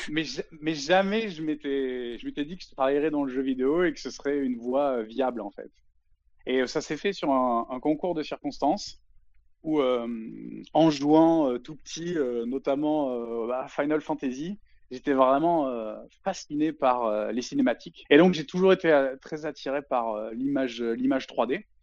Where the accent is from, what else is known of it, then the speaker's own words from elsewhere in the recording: Avignon, Provence-Alpes-Côte d'Azur, France; Je suis originaire du sud-est de la France, plus particulièrement Avignon. L'accent, il s'entend pas trop, mais c'est parce que j'ai pas mal bougé et je l'ai jamais vraiment eu en fait.